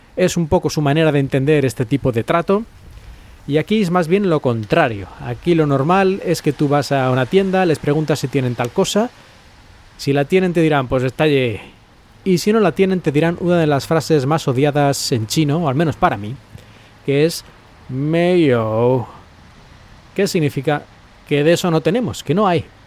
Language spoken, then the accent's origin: Spanish; Spain; moved away; los que somos de España